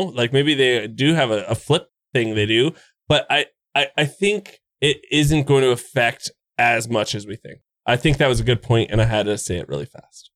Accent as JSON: {"language": "English", "country": "Canada", "said": "I'm Canadian"}